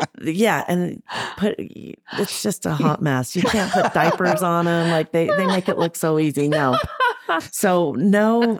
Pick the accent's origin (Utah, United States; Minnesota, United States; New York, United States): Utah, United States; Sandy; also born or lived in San Diego, California / Sugar House, Utah; I grew up in kind of Sandy area. I went to Brighton High School.